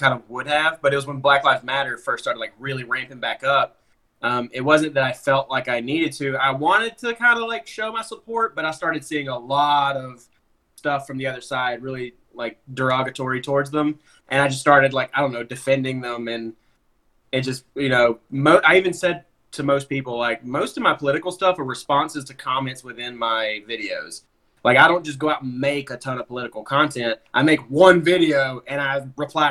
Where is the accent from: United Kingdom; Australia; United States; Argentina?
United States; Alabama; I grew up in Alabama